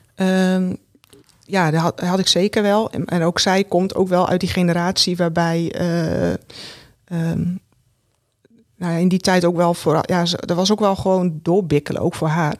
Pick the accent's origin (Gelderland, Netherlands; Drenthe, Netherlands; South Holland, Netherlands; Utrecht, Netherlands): Drenthe, Netherlands; Roden; ik ben geboren in Rode. En ja, in een groot gezin.